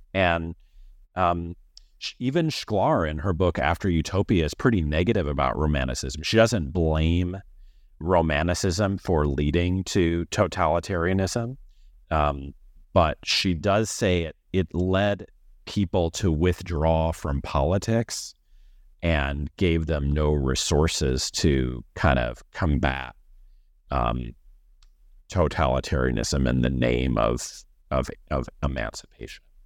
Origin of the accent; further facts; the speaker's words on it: Missouri, United States; I am from Missouri, and I went to college there